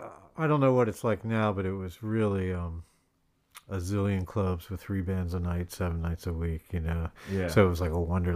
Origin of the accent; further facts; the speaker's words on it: Philadelphia, Pennsylvania, United States; also born or lived in Boston; I grew up in Center City, Philadelphia.